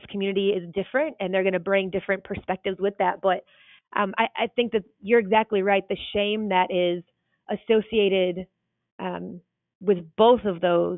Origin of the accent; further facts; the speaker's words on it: North Carolina, United States; The town I grew up in North Carolina only had about 1,000 people.